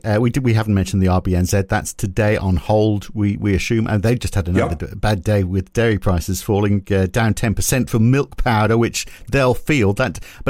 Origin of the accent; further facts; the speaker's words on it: England, United Kingdom; now in Australia; I mean, we're both Australian POMs. It's a difficult decision, isn't it? Well, it's not for me, because I'm going to support the English.